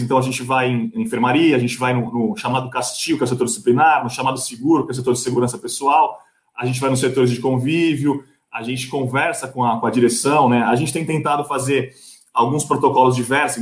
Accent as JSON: {"language": "Portuguese", "town": "Santos", "region": "São Paulo", "country": "Brazil", "said": "eu sou de Santos"}